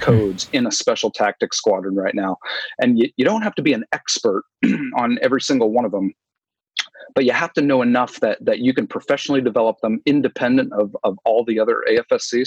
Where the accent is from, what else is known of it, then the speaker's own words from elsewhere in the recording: New England, United States; I grew up up in New England